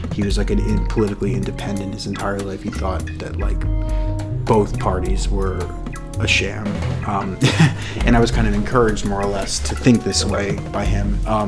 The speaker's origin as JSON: {"language": "English", "town": "Brookline", "region": "Massachusetts", "country": "United States", "tie": "born or raised there", "said": "I grew up in Brookline."}